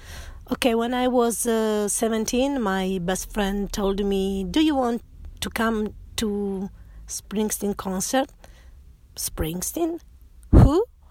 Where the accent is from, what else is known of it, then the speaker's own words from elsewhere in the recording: Turin, Piedmont, Italy; now in Rome, Italy; I come from Italy. I live in Rome, but I was born in Turin. I moved to Rome when I got married.